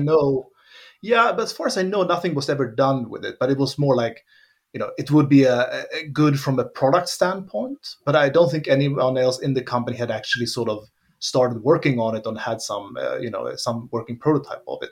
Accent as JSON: {"language": "English", "country": "Sweden", "tie": "born or raised there", "also_born_or_lived": "Finland", "moved": "as an adult", "lives_now": "Germany", "said": "grew up in Sweden."}